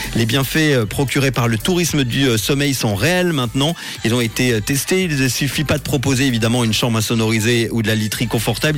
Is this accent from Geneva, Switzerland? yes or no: yes; Geneva, Switzerland; chez nous à Genève